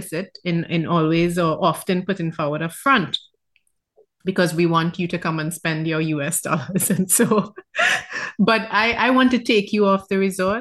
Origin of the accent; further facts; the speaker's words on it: Trinidad & Tobago; I'm from Trinidad